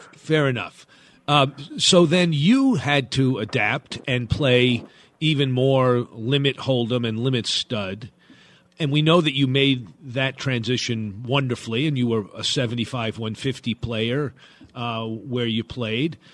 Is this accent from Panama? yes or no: no; Long Island, New York, United States; I grew up on Long Island, New York